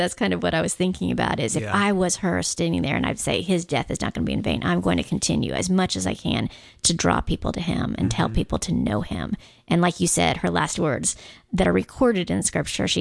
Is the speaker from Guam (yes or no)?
yes; Guam; Growing up on Guam, because it's very much a Catholic island.